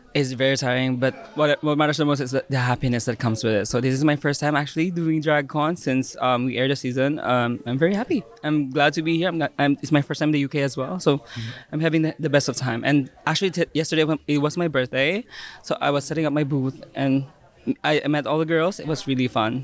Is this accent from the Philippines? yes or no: yes; Philippines; we're from the Philippines.